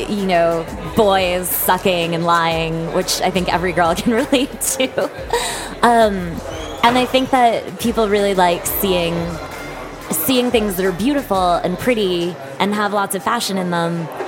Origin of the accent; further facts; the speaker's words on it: Andover, Massachusetts, United States; now in New York City, United States; I am from a little town in Massachusetts called Andover. It's about 20 minutes outside of Boston